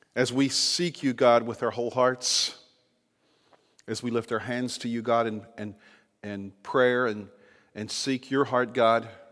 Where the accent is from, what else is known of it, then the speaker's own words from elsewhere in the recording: Virginia, United States; the state of Virginia, my home state